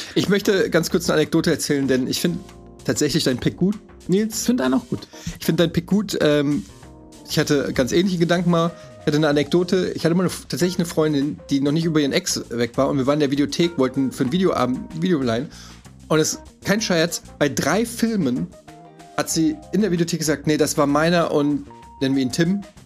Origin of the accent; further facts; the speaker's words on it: Frankfurt, Hesse, Germany; ich komme ja aus Frankfurt, ich bin ja quasi mit Heroin aufgewachsen